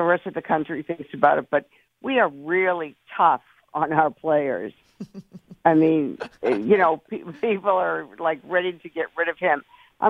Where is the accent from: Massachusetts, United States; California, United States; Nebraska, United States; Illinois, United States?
Massachusetts, United States; Boston; I'm from Boston